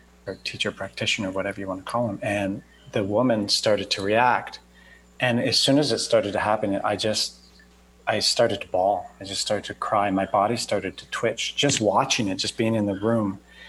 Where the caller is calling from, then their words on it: Costa Rica; Today, Costa Rica, out of all places.